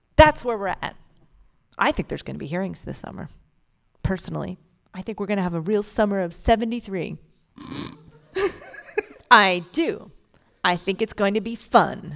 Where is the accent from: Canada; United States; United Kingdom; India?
United States; Philadelphia, Pennsylvania; I'm from Philadelphia, which is already a problem